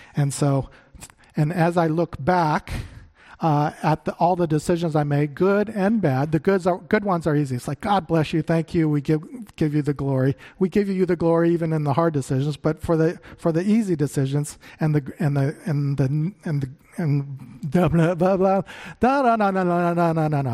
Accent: Phoenix, Arizona, United States; moved away; I grew up in Phoenix

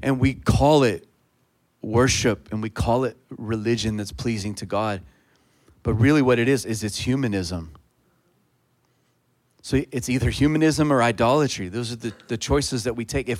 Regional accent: Texas, United States; I'm a Texan

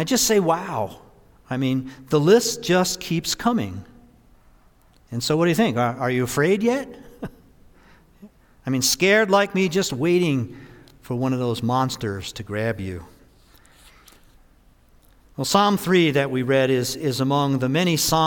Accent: New Jersey, United States; the house I grew up in New Jersey, just outside of New York City.

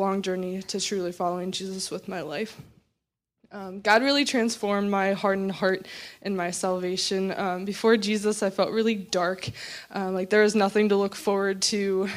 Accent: Champaign, Illinois, United States; I grew up right here in Champaign

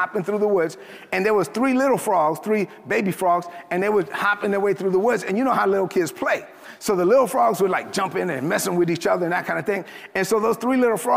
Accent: New York City, New York, United States; I grew up in East New York, Brooklyn. I'm a Dominican kid from Brooklyn, son of immigrants from the Dominican Republic

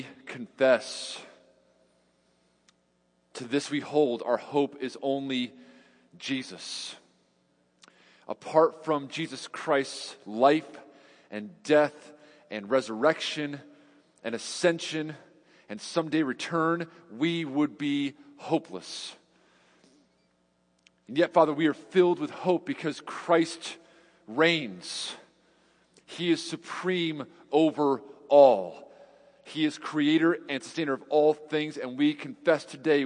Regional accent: New York, United States; now in Cedarville, United States; I'm from New York

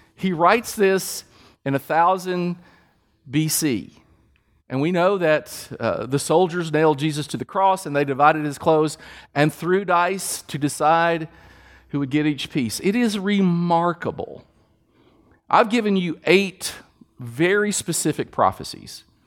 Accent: Kentucky, United States; We're from Kentucky.

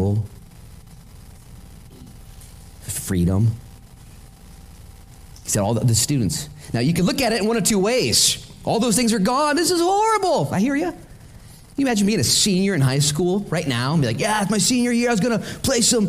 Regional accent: United States; I'm an American

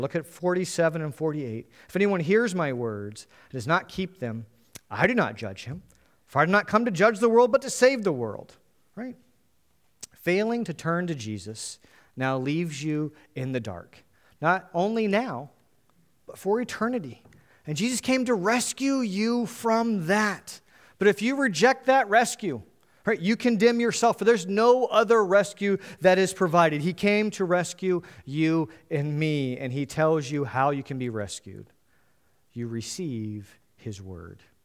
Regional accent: United States; being an American, we kind of only know English well

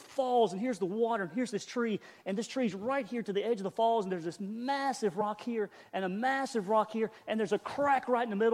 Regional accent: the Carolinas, United States; I'm a hillbilly from the Carolinas

